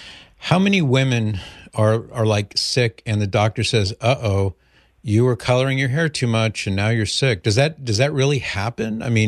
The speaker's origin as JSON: {"language": "English", "region": "California", "country": "United States", "accent": "flatter accent", "said": "I'm from California. That's why I say coffee. It's just a flatter accent out there."}